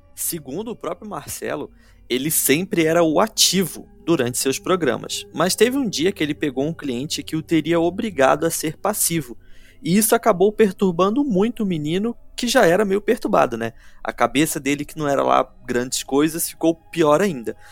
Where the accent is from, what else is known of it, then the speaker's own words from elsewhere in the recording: Rio de Janeiro, Brazil; now in Curitiba, Brazil; Quintino Bocaiúva, que é um bairro na zona norte do Rio de Janeiro, que é o bairro onde eu fui criado. Antes de me mudar aqui para Curitiba, eu morei em Quintino